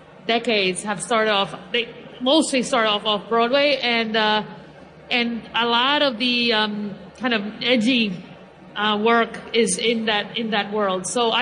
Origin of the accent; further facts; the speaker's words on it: Dominican Republic; although I'm from the Dominican Republic, I am a big, big salsa fanatic.